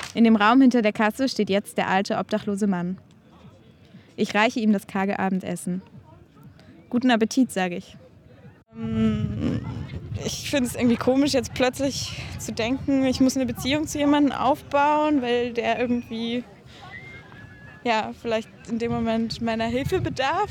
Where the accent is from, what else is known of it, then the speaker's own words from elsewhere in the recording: Berlin, Germany; ich bin ja in Berlin aufgewachsen